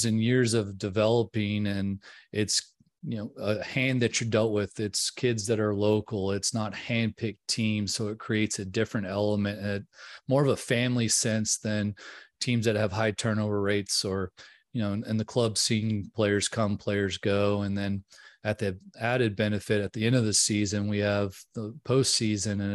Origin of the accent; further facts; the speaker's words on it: New Orleans, Louisiana, United States; now in Texas, United States; I grew up in New Orleans, Louisiana